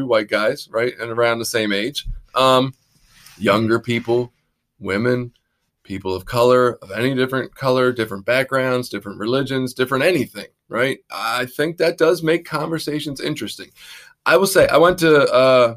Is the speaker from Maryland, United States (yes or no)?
yes; Baltimore, Maryland, United States; accent: Baltimore; my Baltimore accent